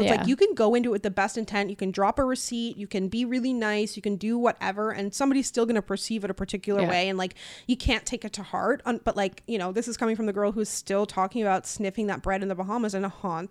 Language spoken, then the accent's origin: English; Newfoundland and Labrador, Canada; funny. I don't get any comments on videos asking where my Canadian accent is, but I get it asking where my Newfoundland accent is.